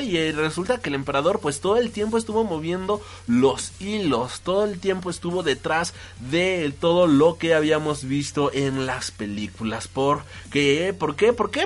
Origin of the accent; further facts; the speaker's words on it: Mexico; todos los que somos de México